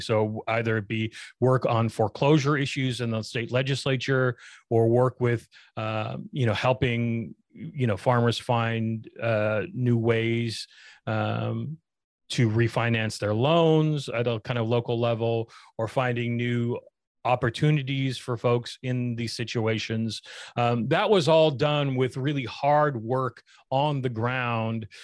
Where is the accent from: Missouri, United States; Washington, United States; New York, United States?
Washington, United States; Spokane; I grew up in Spokane